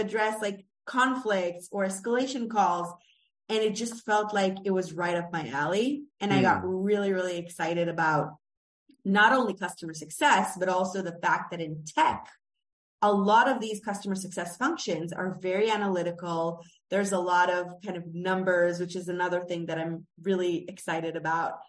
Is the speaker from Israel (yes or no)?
yes; Israel; moved away as an adult; also born or lived in United States; I am Israeli American